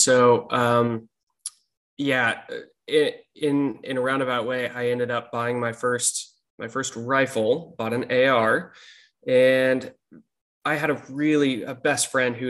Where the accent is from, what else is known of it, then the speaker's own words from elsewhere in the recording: Portland, Oregon, United States; moved away; born and raised in Portland, Oregon. Grew up there, worked as an EMT, got married there, and loved Portland for a long time.